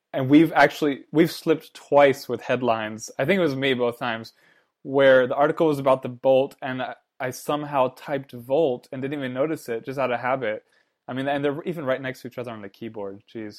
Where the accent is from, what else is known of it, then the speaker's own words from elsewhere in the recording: United States; I'm American